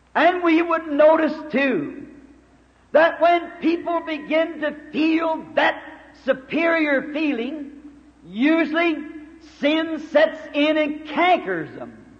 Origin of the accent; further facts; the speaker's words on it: United States; I'm glad to be an American